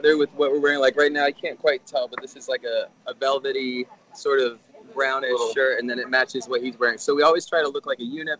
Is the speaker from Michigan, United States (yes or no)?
yes; outside of Flint, Michigan, United States; now in New York City, United States; I'm originally from Michigan, outside of Flint.